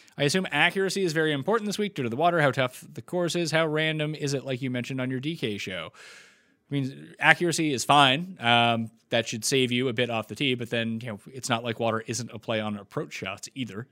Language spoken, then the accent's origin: English; Nova Scotia, Canada; So I'm from New Scotland, Nova mm. Scotia.